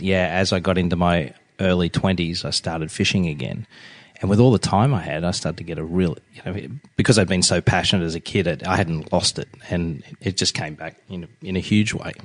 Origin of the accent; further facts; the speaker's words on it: Sydney, New South Wales, Australia; I was born and raised in Sydney, Australia